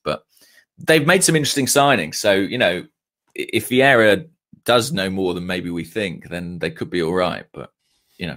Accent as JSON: {"language": "English", "town": "Watford", "region": "East of England", "country": "United Kingdom", "tie": "born or raised there", "said": "Watford. Um, it's my hometown club"}